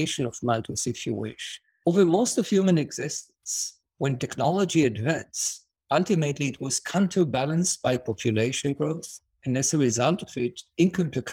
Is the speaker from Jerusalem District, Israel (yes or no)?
yes; Jerusalem, Jerusalem District, Israel; So I was born and raised in Jerusalem